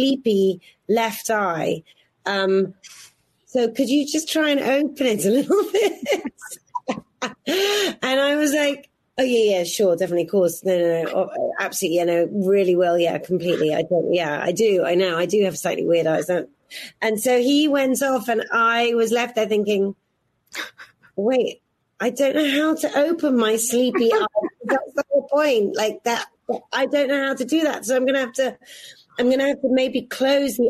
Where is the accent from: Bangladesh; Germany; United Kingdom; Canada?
United Kingdom; Oxfordshire, South East England; moved away; I'm a girl from Oxfordshire